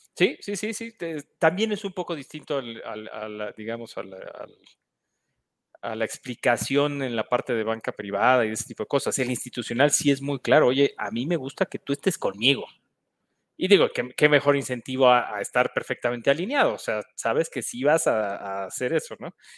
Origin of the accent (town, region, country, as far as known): Mexico